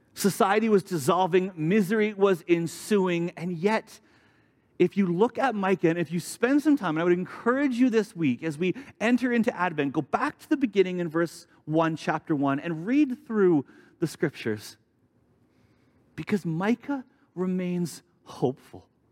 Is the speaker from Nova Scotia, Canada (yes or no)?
no; Vancouver, British Columbia, Canada; moved away as an adult; also born or lived in Alberta; I grew up in Vancouver for most of my life